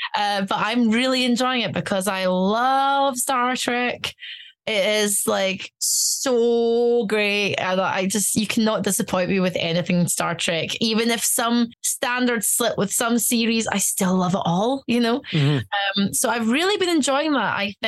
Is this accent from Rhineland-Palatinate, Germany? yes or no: no; Stuttgart, Baden-Württemberg, Germany; born there; I speak German. I studied German in university. I was born in Stuttgart.